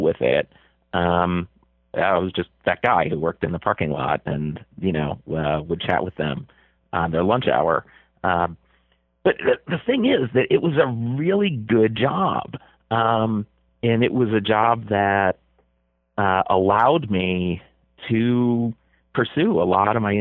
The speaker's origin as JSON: {"language": "English", "town": "Buffalo", "region": "New York", "country": "United States", "tie": "born or raised there", "said": "I was a little kid growing up in Buffalo"}